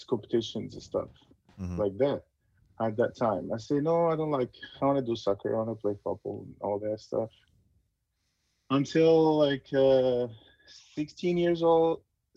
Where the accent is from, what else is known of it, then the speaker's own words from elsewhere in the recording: Egypt; moved away as an adult; now in United States; growing up in Egypt is such a great experience and very good